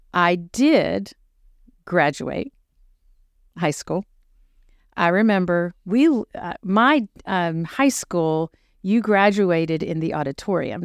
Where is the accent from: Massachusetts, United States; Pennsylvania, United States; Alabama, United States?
Pennsylvania, United States; Uniontown; moved away as an adult; also born or lived in Charleston, South Carolina; now in Dickson, United States; I am a native of Western Pennsylvania, which is all things Pittsburgh. And I grew up in a small town, Union Town.